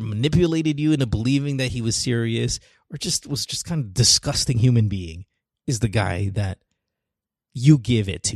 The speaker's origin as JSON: {"language": "English", "country": "Philippines", "tie": "born or raised there", "said": "my growing up in the Philippines"}